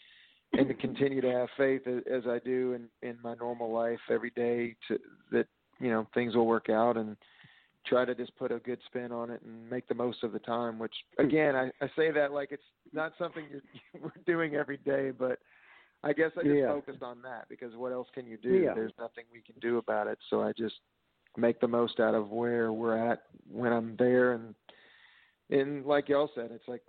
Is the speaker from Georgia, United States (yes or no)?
no; Texas, United States; I'm from Texas because it's a huge part of who I am as an artist.